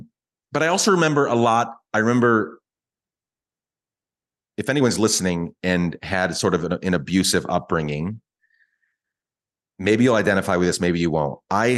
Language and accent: English; Guatemala; I don't regret it all growing up in Guatemala. It was very hard. It was difficult.